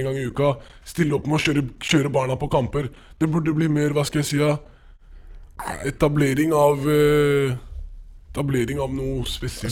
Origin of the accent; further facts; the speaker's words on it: Oslo, Norway; der jeg er fra, Søndre Nordstrand